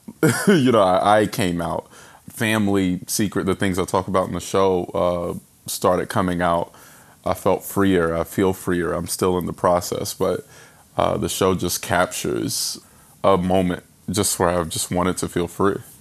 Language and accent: English; Winston-Salem, North Carolina, United States; It's a small town. I'm from Winston-Salem, North Carolina.